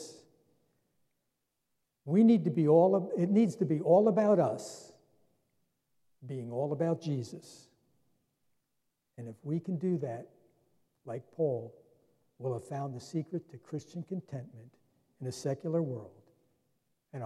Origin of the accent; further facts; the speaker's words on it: New Jersey, United States; I was born and raised right here in New Jersey